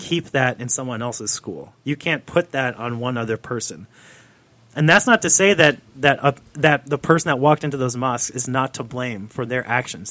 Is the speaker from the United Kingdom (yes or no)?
no; New Jersey, United States; I grew up in the Northeast in New Jersey